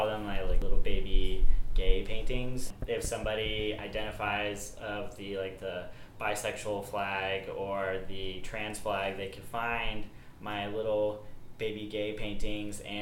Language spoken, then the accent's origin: English; Powell, Ohio, United States; also born or lived in Erie, Pennsylvania; I am from Powell, Ohio, technically from Erie, Pennsylvania, but grew up in Powell